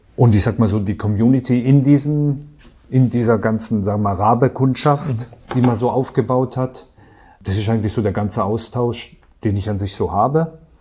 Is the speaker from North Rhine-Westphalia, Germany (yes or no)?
no; Karlsruhe, Baden-Württemberg, Germany; Ich komme aus dem Badischen, also Raum Karlsruhe, da komme ich her.